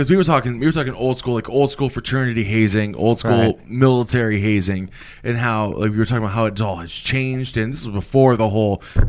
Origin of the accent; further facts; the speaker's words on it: Buffalo, New York, United States; now in San Diego, United States; Yeah, I'm from Buffalo, but I'm in, you know, San Diego right now.